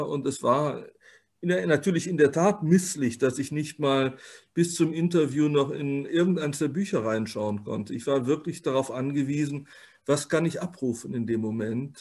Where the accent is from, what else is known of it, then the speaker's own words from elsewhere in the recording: Rhineland, Germany; als Rheinländer